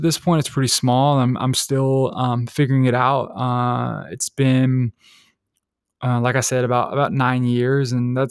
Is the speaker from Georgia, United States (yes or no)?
yes; Decatur, Georgia, United States; I'm from Decatur, Georgia, which is like, you know, a pretty, you know, big city in Atlanta. It's kind of like neighboring Atlanta City. It's metropolitan Atlanta.